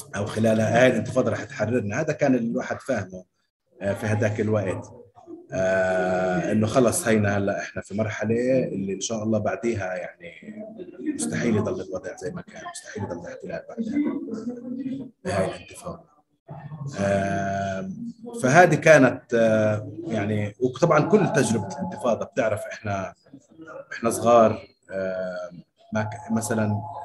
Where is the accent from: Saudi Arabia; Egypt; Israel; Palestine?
Palestine; Jerusalem; also born or lived in Gaza; كفلسطيني مقدسي